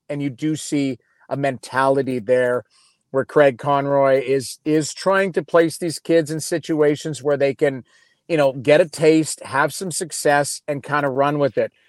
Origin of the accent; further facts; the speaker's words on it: Edmonton, Alberta, Canada; I grew up in Edmonton